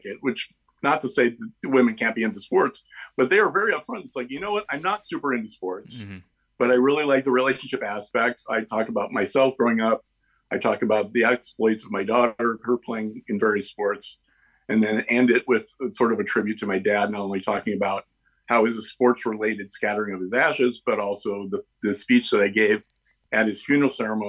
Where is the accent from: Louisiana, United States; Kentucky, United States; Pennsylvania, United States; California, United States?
California, United States; Pasadena; I grew up in Pasadena, California, home of a very famous club called the Ice House